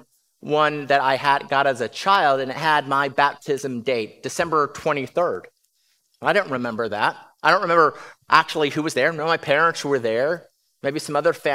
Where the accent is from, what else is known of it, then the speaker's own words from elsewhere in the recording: California, United States; now in Round Rock, United States; I was born in California